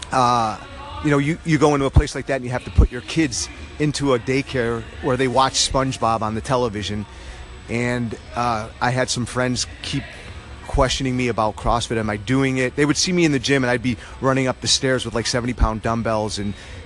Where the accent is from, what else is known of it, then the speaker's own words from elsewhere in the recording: Buffalo, New York, United States; moved away as an adult; now in Dallas, United States; I grew up in Buffalo, New York.